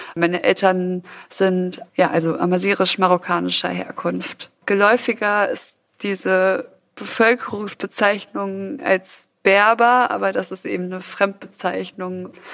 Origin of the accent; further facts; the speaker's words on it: Düsseldorf, North Rhine-Westphalia, Germany; also born or lived in Ruhr area; Ich bin in Düsseldorf geboren und bin da aber auch sehr schnell weg